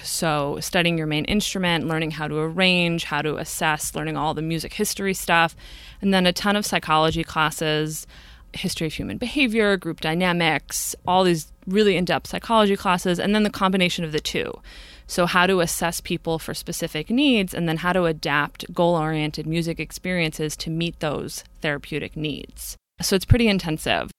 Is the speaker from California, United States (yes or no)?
no; Brewster, New York, United States; I grew up in a little town about an hour, hour and fifteen north of New York City at the end of the commuter rail called Brewster.